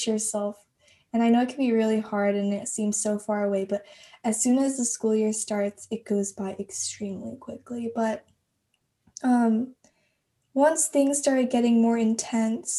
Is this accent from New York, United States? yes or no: no; Texas, United States; I'm a senior from Texas